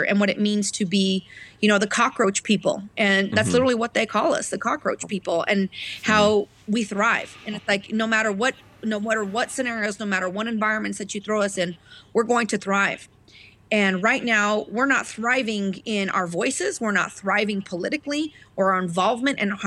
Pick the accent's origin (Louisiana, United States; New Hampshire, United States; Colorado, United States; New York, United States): Colorado, United States; I'm from Colorado